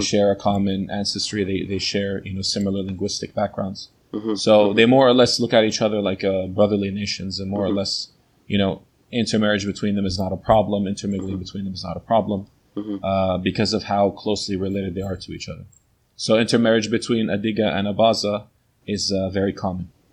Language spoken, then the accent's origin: English; New Jersey, United States; I was born here in uh, New Jersey, in the USA.